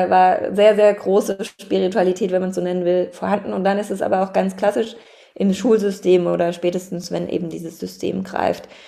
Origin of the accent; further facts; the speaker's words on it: Baden-Württemberg, Germany; ich bin im Schwarzwald aufgewachsen, also sehr naturverbunden